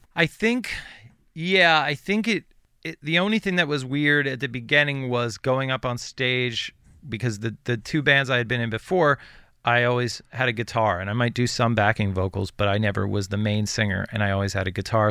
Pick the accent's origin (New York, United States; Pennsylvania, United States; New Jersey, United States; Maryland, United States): Pennsylvania, United States; Western; I grew up in Western Pennsylvania